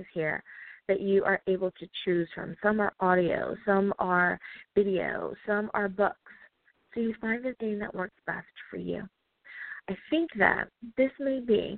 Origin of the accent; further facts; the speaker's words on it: United States; my home country, the U.S.